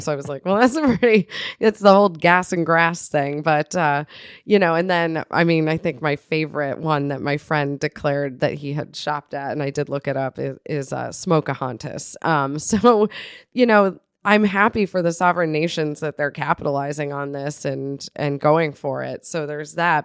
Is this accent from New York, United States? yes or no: yes; north of Buffalo, New York, United States; moved away; my hometown, which is in It's north of Buffalo, which is not yet Canada